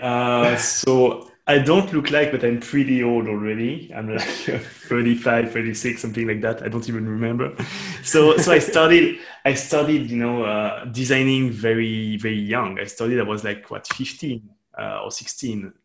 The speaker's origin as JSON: {"language": "English", "country": "Switzerland", "said": "I'm from Switzerland, which is a very interesting country and very specific country"}